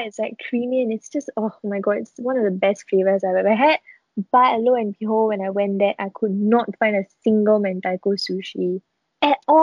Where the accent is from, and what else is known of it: Singapore